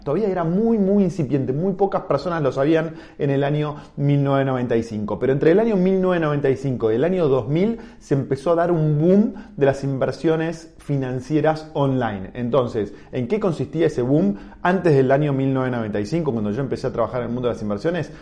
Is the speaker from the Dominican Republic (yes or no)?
no; Argentina; siendo argentino en el, año 1995.